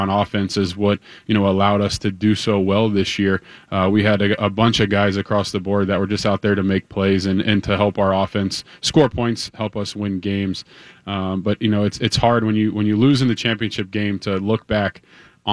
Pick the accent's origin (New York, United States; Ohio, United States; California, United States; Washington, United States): Ohio, United States; Cincinnati; moved away as an adult; also born or lived in South Bend, Indiana; now in Twin Cities, United States; I'm from the Midwest, born and raised in Cincinnati, Ohio, and then went to school in South Bend at Notre Dame.